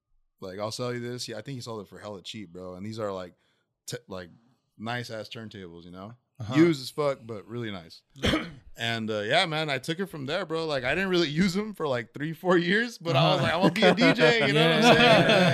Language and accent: English; Tustin, California, United States; I'm from Tustin, California.